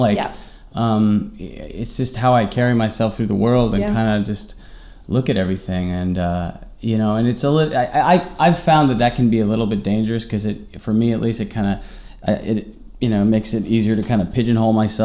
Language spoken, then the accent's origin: English; New York City, New York, United States; I grew up here in New York. I had, you know, great parents